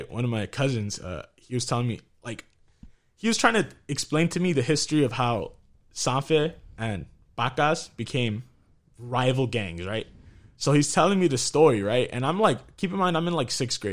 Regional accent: San Fernando, California, United States; we're all San Fernando natives. We grew up in San Fernando

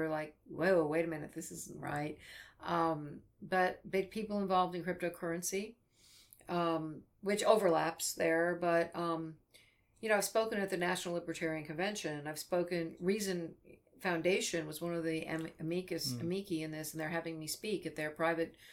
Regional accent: United States; I'm an American

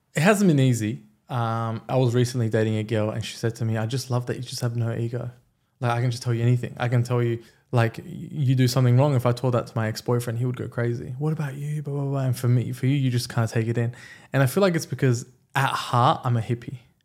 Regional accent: Australia; English is a second language; also born or lived in Iran; my parents moved to Australia when I was five

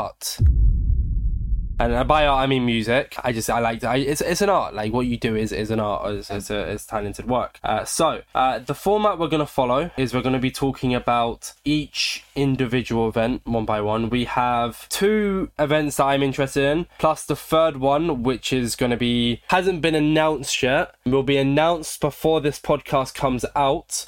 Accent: United Kingdom; I'm British

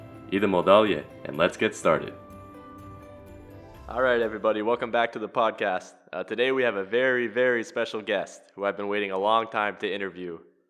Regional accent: Los Angeles, California, United States; moved away as an adult; now in Zagreb, Croatia; Born and raised in Los Angeles, I'm now living in Zagreb and studying the Croatian language.

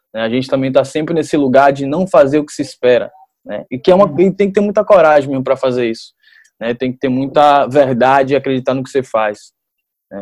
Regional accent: Salvador, Bahia, Brazil; eu era um jovem que eu estava aqui em Salvador

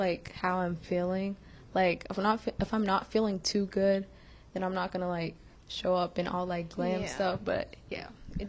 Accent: Ethiopia; now in United States; I'm from Ethiopia, and that's like it's always like sunshiny, like sun's always out there

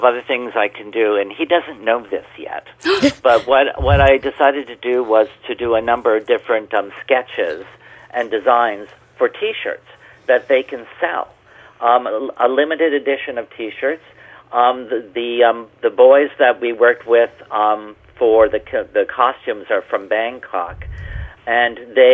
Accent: Canada; I'm a Canadian artist.

